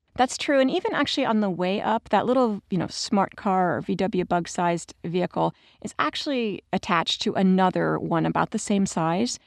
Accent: United States; I, as an American

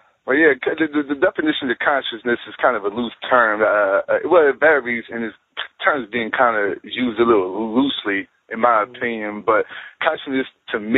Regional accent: Philadelphia, Pennsylvania, United States; now in Raleigh, United States; I'm from Philadelphia

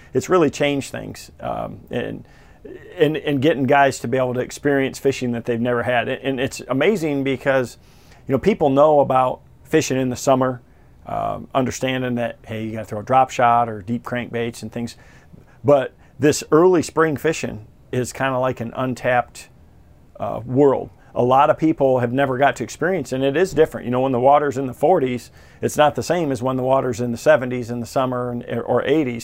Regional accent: Michigan, United States; here in Michigan, in my home state

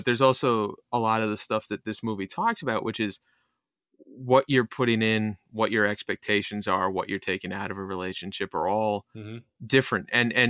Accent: Connecticut, United States; also born or lived in New York, United States / Massachusetts, United States; My wife was raised in Australia and Montana, and I'm from Connecticut and New York and Massachusetts and stuff.

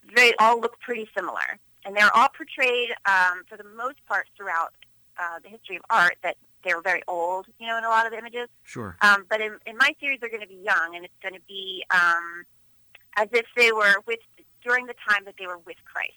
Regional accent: Philadelphia, Pennsylvania, United States; moved away as an adult; also born or lived in Los Angeles; born and raised in Philadelphia, Pennsylvania.

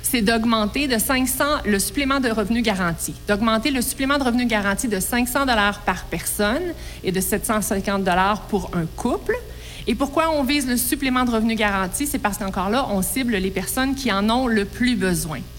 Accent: Quebec, Canada; Je suis une fière québécoise

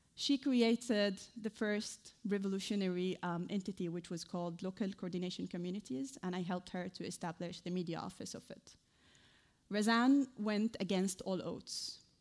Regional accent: Idlib, Idlib Governorate, Syria; moved away as an adult; also born or lived in Damascus; now in United Kingdom; I was raised in a very conservative town. I think many of you who follow Syria news know it. It's named Idlib

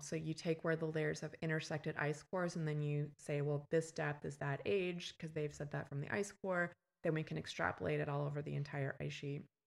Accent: Canada; moved away as an adult; also born or lived in West Coast, United States; now in Texas, United States; I'm from Canada and I, um, went to grad school on the West Coast

